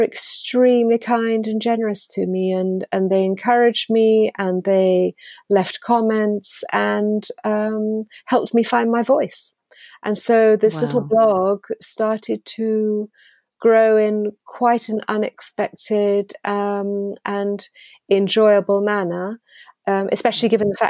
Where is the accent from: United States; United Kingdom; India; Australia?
United Kingdom; now in France; if somebody says to me, are you French or English? I am still British